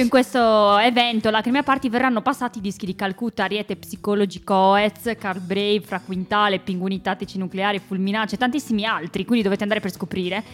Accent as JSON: {"language": "Italian", "town": "Cagliari", "region": "Sardinia", "country": "Italy", "tie": "born or raised there", "moved": "yes", "lives_now": "Milan, Italy", "said": "io sono nata e cresciuta in Sardegna, a Cagliari"}